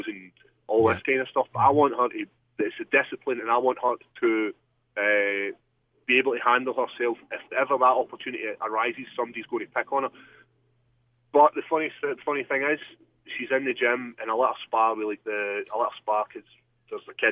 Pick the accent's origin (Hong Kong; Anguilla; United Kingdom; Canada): United Kingdom; Scotland; born or raised there